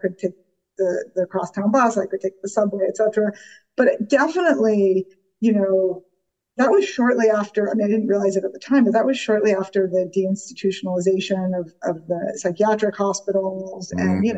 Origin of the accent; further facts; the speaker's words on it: New York City, New York, United States; I grew up in New York City